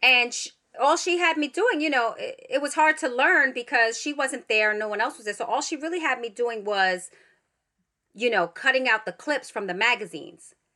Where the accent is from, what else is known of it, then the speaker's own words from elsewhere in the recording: New York City, New York, United States; I grew up in the Bronx.